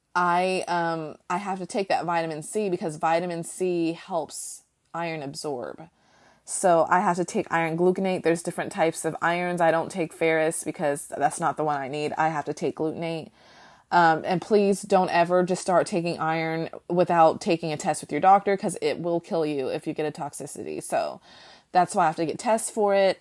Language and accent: English; United States; I can only speak as an American